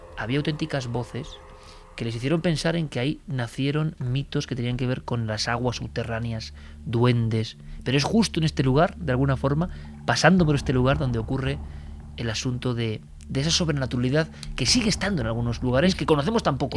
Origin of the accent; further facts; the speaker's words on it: Spain; en nuestro país